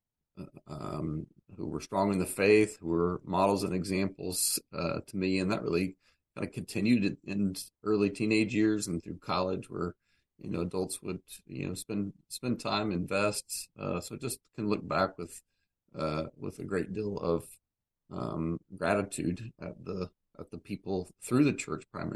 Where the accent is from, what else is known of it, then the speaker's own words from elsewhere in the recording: Oklahoma, United States; moved away as an adult; also born or lived in Kansas / Ethiopia; I grew up in the U.S., in Kansas and Oklahoma, sort of a little bit of both. But kind of claim Oklahoma as home